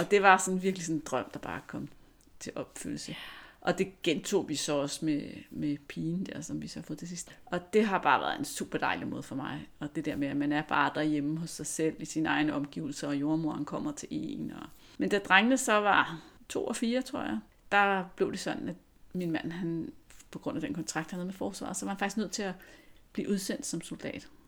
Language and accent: Danish; Lyngby, Capital Region of Denmark, Denmark; also born or lived in Virum; jeg kommer fra Lyngby, lidt nord for København